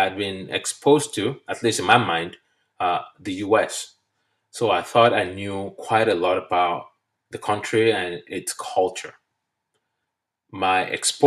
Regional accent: Nigeria; moved away as an adult; now in United States; I'm from Nigeria, and we use the British English. So what I now know today to be elevator is what we call lift back in Nigeria

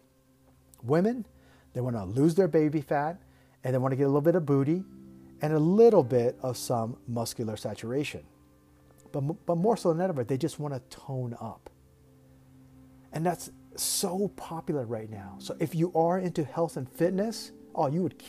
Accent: United States; now in Thailand; being an American in Thailand

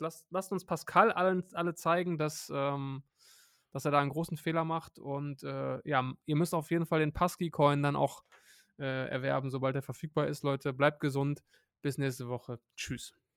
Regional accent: Hattingen, North Rhine-Westphalia, Germany; Hattingen, meine, meine Heimatstadt.

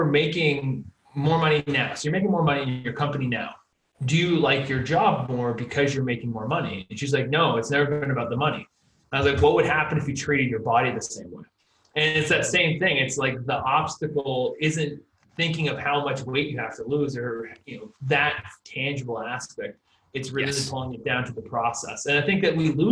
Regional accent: New Hampshire, United States; now in Los Angeles, United States; I grew up in New Hampshire, and now I live in Los Angeles, California

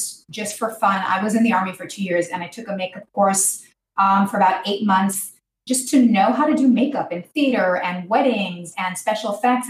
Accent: Israel; I was born in Israel. I grew up in Israel to an American mom, an Israeli dad

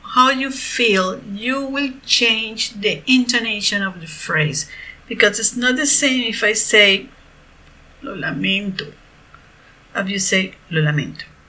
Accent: Venezuela; I'm a profe from Venezuela

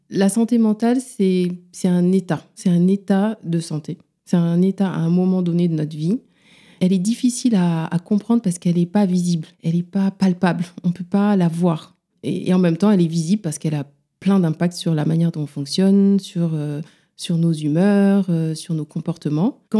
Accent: Dakar, Senegal; now in Paris, France; J'exerce à Paris, en libéral surtout. J'ai grandi à Dakar

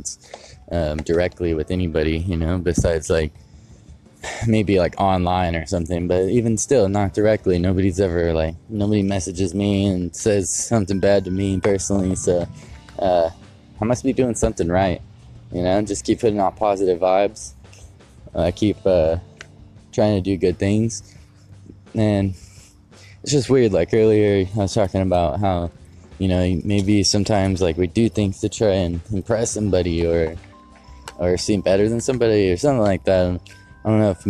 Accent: Modesto, California, United States; moved away; I grew up in Modesto

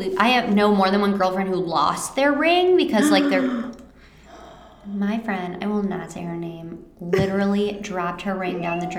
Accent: Michigan, United States; because we're from Michigan

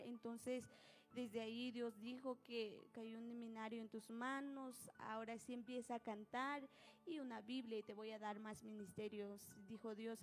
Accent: Nahualá, Sololá, Guatemala; yo soy de Nahualá. El lugar en donde vivo se llama Cantón Racantacacho, Aningualá

